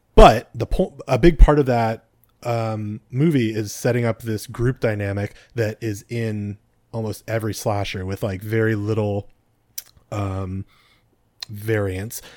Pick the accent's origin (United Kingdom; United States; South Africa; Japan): United States; California; speaking as a Californian